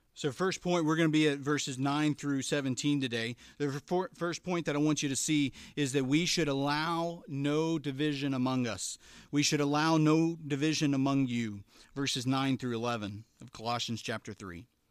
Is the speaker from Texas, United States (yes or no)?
no; Elizabethtown, Kentucky, United States; I grew up in Elizabethtown, Kentucky, um, not to be confused with Elizabethtown, P A, right